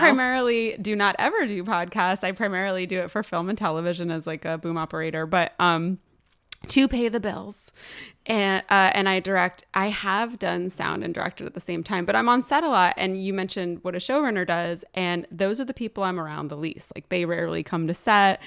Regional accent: Morristown, New Jersey, United States; I was born in the Morristown Memorial Hospital

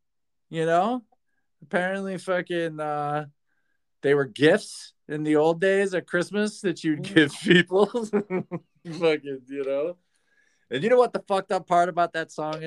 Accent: Michigan, United States; I'm from Michigan

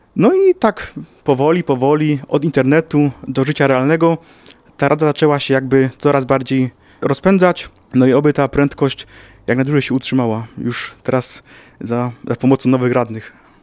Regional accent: Ruda Śląska, Silesian Voivodeship, Poland; Ja pochodzę z, mia z miasta sąsiedniego, czyli z Rudy Śląskiej

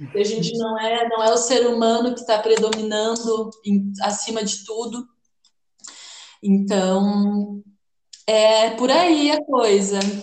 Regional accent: Porto Alegre, Rio Grande do Sul, Brazil; moved away as an adult; now in Florianópolis, Brazil; sou de Porto Alegre, moro em Florianópolis faz um ano

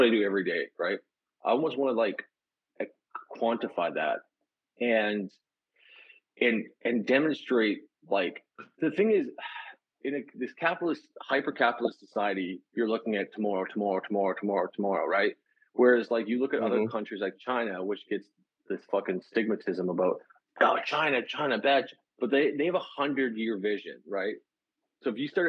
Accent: Canada; I'm a Canadian.

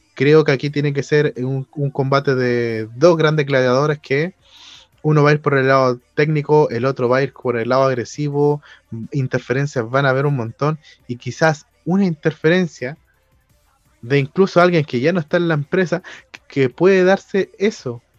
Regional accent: Chile; a nosotros como latinoamericanos, y obviamente como chilenos

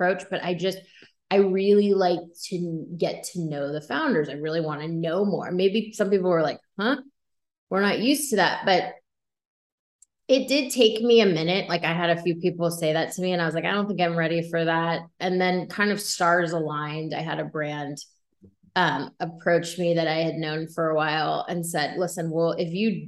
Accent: East Coast, United States; moved away as an adult; also born or lived in Los Angeles; I'm originally from the East Coast

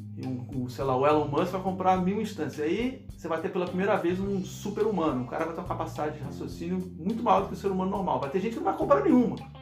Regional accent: Brazil; moved away as an adult; now in Silicon Valley, United States; quando eu saí do Brasil

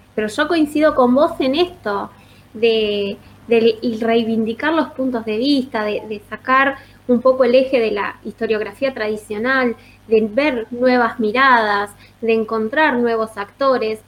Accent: Azul, Buenos Aires Province, Argentina; yo soy de Azul, como te decía, soy profesora de historia

